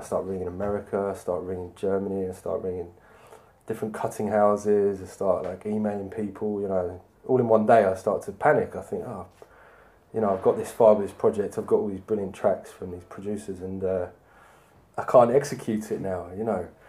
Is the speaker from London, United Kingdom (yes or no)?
yes; London, United Kingdom; I'm an artist from London